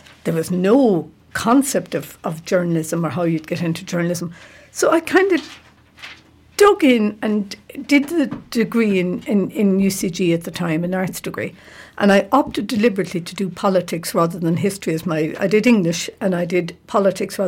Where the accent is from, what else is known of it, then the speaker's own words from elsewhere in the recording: Tulla, County Clare, Ireland; now in Galway, Ireland; I grew up outside Tulla, a place called Derrymore.